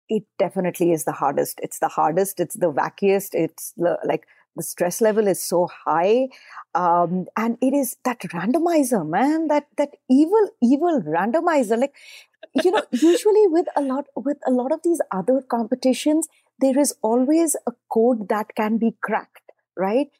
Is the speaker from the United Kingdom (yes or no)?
no; India; moved away; I grew up in India